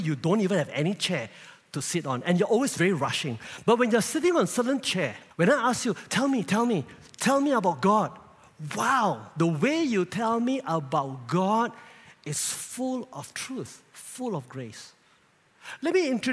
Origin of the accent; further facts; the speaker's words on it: Kluang, Johor, Malaysia; I'm based in Kluang, my hometown